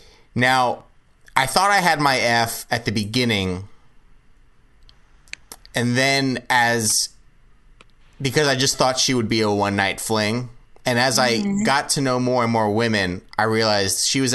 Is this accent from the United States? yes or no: yes; Los Angeles, California, United States; When I was young and growing up in the Los Angeles area